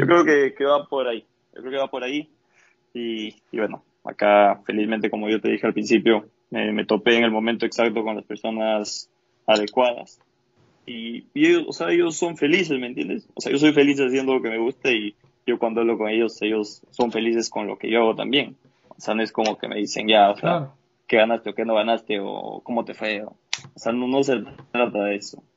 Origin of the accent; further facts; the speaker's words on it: Valle de los Chillos, Pichincha, Ecuador; now in Lima, Peru; parece el Valle de los Chillos, yo soy del Valle